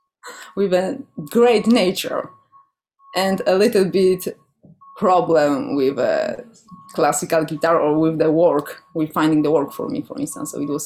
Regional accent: Poland; English is a second language; now in Vancouver, Canada; So I came 2 years ago and yeah, I came from Poland.

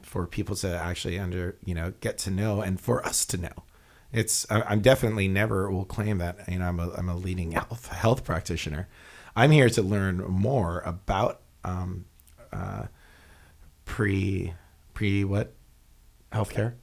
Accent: Hawaii, United States; we're from Hawaii

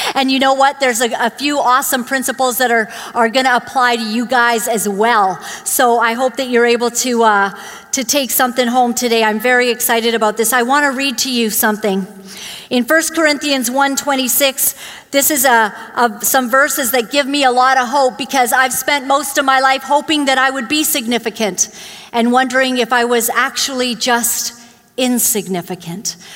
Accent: Vancouver, British Columbia, Canada; also born or lived in Uganda; when we came to, to Canada, I grew up in Glad Tidings Church, you know, just down the way

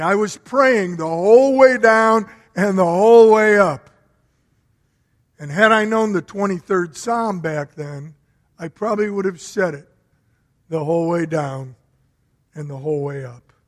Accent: Berwyn, Illinois, United States; also born or lived in Chicago; I grew up in a very old home. It was 100 years old back in the 50s, so it was built around 1850. And I remember when we moved from Chicago to Berwyn

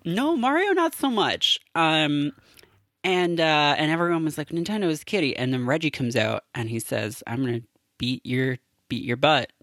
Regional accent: Canada; I have, like, a latent knowledge of French, being Canadian

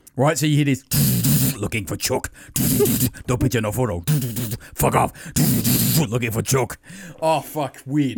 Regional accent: Australia; I'm Australian

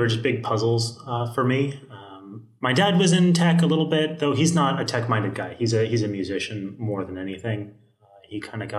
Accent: El Segundo, California, United States; El Segundo, California.

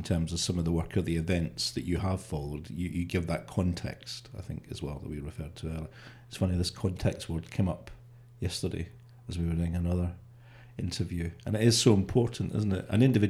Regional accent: Scotland, United Kingdom; now in Wales; observing as a Scotsman. But I've been down here for about 26 years.

